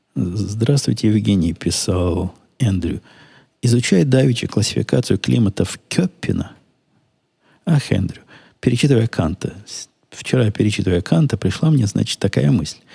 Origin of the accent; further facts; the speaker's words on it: Ukraine; also born or lived in Israel; now in United States; я же с Украины сам